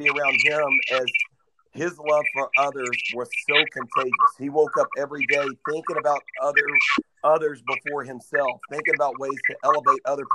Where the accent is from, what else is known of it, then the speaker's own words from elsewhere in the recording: Nashville, Tennessee, United States; it was in my hometown